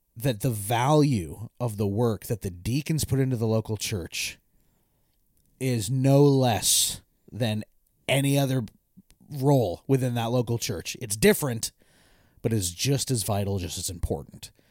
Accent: Eastern Washington, United States; When I grew up in Eastern Washington

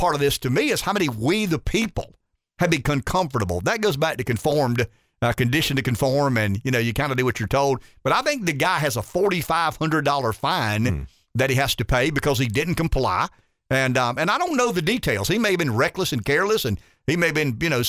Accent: Indiana, United States; also born or lived in Ohio; I mean, I'm from Indiana. I'm from Ohio.

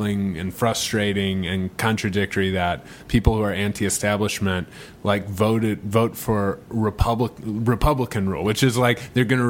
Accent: St. Louis, Missouri, United States; now in Los Angeles, United States; I'm from St. Louis

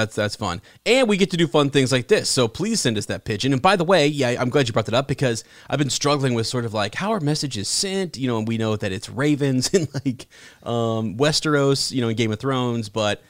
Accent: Ann Arbor, Michigan, United States; was born at University of Michigan Hospital and lived in Ann Arbor for many years.

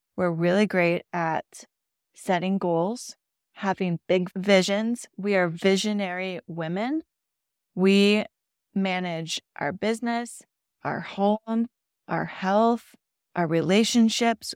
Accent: Midwest, United States; I grew up in the Midwest

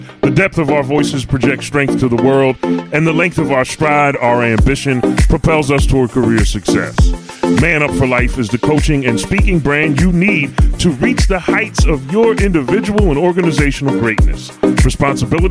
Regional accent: Philadelphia, Pennsylvania, United States; I'm from Philly, the wonderful city of brotherly love

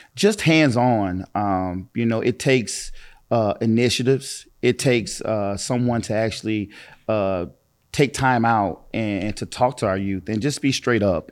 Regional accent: East St. Louis, Illinois, United States; I was born and raised in East Saint Louis, in Parkside

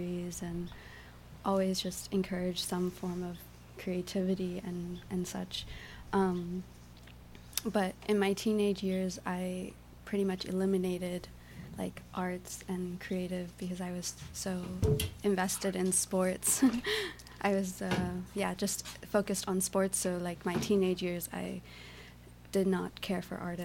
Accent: Altamonte Springs, Florida, United States; moved away as an adult; also born or lived in Boca Raton, Florida / North Carolina / Puerto Rico / Savannah, Georgia; now in Berlin, Germany; I was born in Altamont Springs, Florida, to Puerto Rican parents, mm-hmm. and grew up just kind of in Florida and back and forth, also going to Puerto Rico.

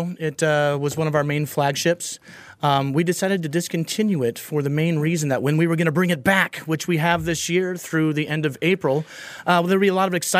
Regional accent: Portland, Oregon, United States; being born and raised in Portland

